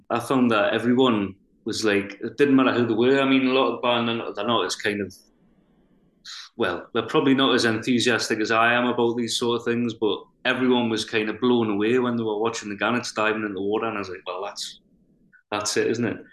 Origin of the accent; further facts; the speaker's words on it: North Shields, North East England, United Kingdom; I'm from North Shields on Tyneside. I've always lived here, I've grown up here.